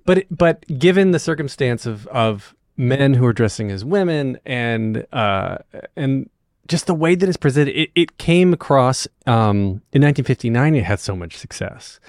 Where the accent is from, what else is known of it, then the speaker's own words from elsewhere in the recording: North Wilkesboro, North Carolina, United States; also born or lived in Raleigh-Durham, North Carolina; I grew up in North Wilkesboro